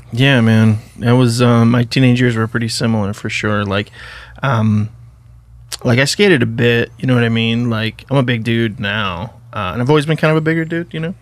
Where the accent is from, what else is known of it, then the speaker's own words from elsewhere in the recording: Idaho, United States; I grew up in pretty small town, Idaho